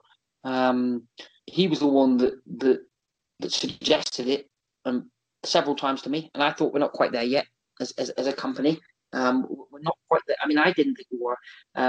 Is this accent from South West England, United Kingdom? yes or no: yes; South West England, United Kingdom; now in Exeter, United Kingdom; I'm from the South through and through. You know, if there was like a turf war, I'm a Southern man